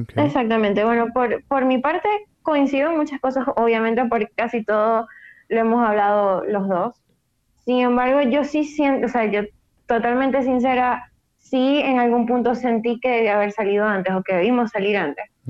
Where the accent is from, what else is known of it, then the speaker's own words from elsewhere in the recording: Maracaibo, Zulia, Venezuela; soy de Maracaibo, Venezuela, maracucha de corazón